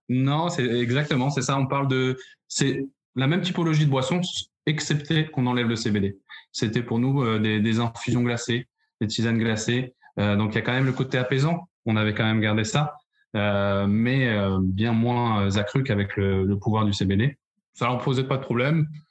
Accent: Paris, Île-de-France, France; moved away as an adult; now in Bordeaux, France; je suis parisien d'origine, de plus de 22 ans sur Paris

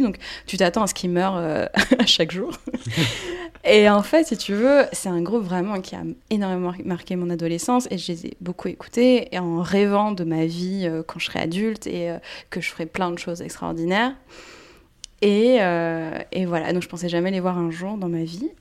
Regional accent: France; first language Portuguese and French; also born or lived in Brazil / Quebec; j'ai grandi en France, mais vraiment de culture, euh, plus brésilienne. Euh, à la maison, on parlait portugais

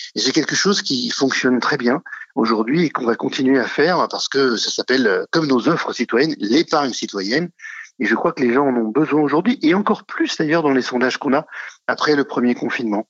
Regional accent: Normandy, France; c'est en Normandie, c'est ma région. Hein. je suis normand.

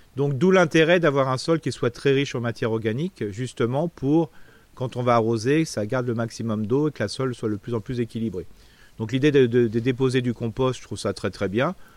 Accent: Alsace, Grand Est, France; chez nous en Alsace

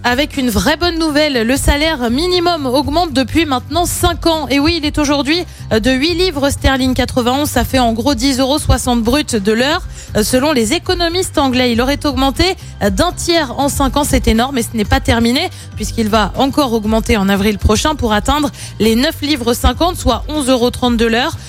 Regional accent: France; chez nous, en France

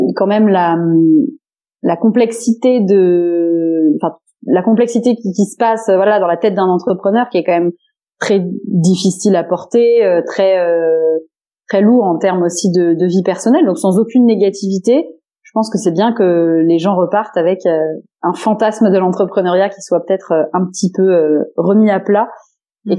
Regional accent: Landes, Nouvelle-Aquitaine, France; je viens de là, euh, dans les Landes, puisque dans ma famille, euh, euh, famille très, enfin, très large, d'ailleurs, euh, cousins, et cetera, euh, on vient tous, euh, des Landes du côté de mon papa

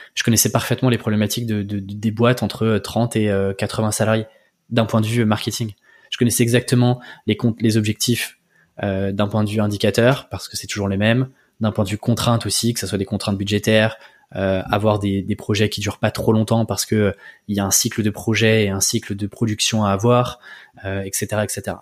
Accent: Breton, Brittany, France; je suis breton.

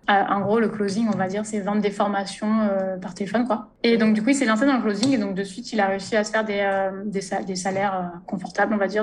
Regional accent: Ardèche, Auvergne-Rhône-Alpes, France; moved away as an adult; also born or lived in Malta; now in Mauritius; je viens d'Ardèche

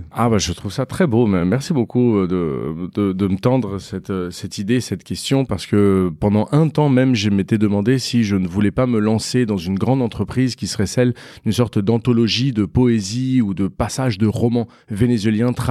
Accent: Paris, Île-de-France, France; born there; Donc, moi, je suis né à Paris.

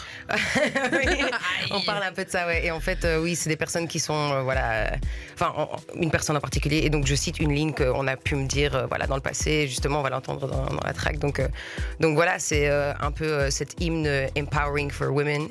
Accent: Brussels, Brussels-Capital Region, Belgium; first language French; j'ai grandi à Bruxelles

